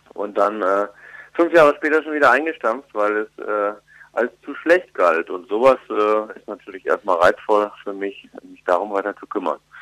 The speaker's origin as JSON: {"language": "German", "area": "Ruhr area", "region": "North Rhine-Westphalia", "country": "Germany", "tie": "born or raised there", "said": "ich komme ja selber aus dem Ruhrgebiet gebürtig"}